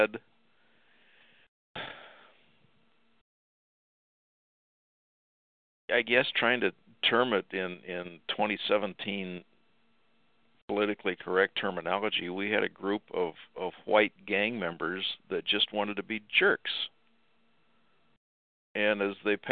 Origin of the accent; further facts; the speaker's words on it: Midwest, United States; moved away; growing up in the Midwest, everybody spoke English